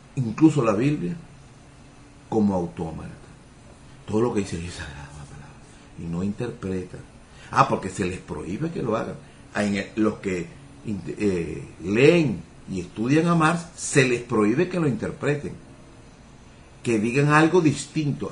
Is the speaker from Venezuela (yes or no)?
yes; Venezuela